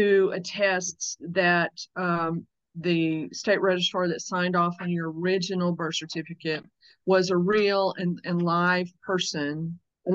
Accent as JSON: {"language": "English", "region": "Louisiana", "country": "United States", "tie": "born or raised there", "said": "I was born in Louisiana, so the capital is Baton Rouge"}